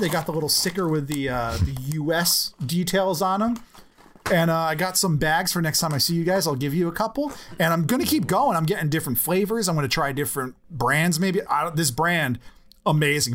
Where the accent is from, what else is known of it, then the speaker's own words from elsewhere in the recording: United States; I'm an American